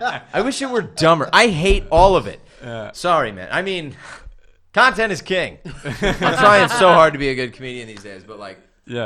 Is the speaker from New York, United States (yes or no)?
no; San Diego, California, United States; moved away; It bugged me when I first moved here because I'm from San Diego and we have places like that.